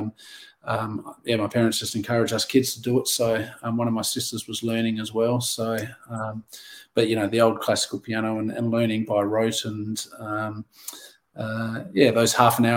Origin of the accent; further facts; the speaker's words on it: Adelaide Hills, South Australia, Australia; also born or lived in Norwood; Born and bred just down the road, and I grew up in the Adelaide Hills, and now back down in Norwood.